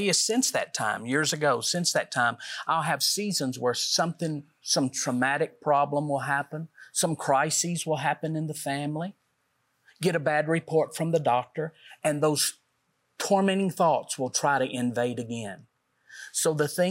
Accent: Middle Tennessee, United States; we're from Middle Tennessee

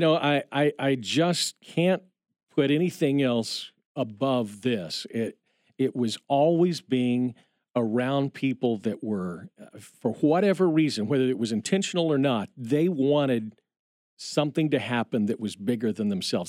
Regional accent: Indiana, United States; we grew up in Indiana

